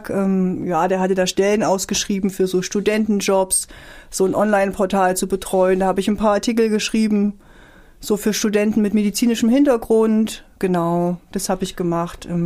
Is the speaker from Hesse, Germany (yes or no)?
no; Tromsdorf, Saxony-Anhalt, Germany; Ich komme auch aus Tromsdorf übrigens, so heißt das Dorf, wo ich